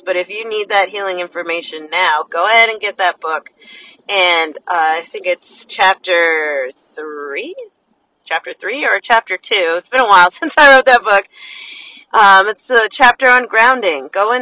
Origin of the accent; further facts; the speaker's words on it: New Jersey, United States; I'm from New Jersey, so when we say the city, that means New York City